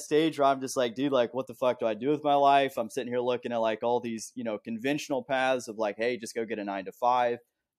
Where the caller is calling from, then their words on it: Columbus, Ohio, United States; So I am in Columbus, Ohio. Columbus, Ohio, dude.